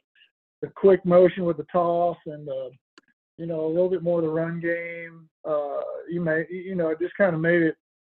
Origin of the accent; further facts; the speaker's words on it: Texas, United States; moved away; also born or lived in Oklahoma; I'm from Texas originally, played at Oklahoma State